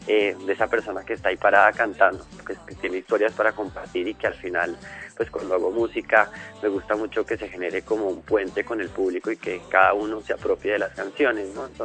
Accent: Colombia; como ser humano que vive en este mundo, como colombiano, ¿no?

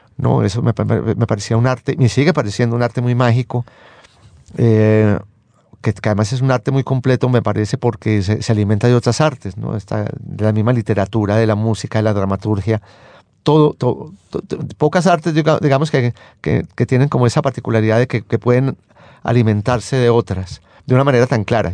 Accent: Medellín, Antioquia, Colombia; moved away as an adult; Yo me crié en Medellín. Yo viví en Medellín prácticamente hasta como hasta los 28 años más o menos.

